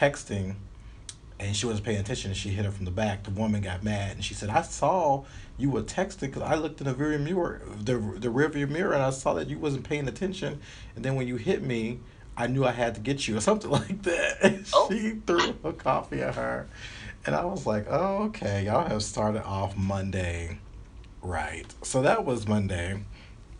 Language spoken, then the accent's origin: English; the South, United States; moved away; I'm coming from the South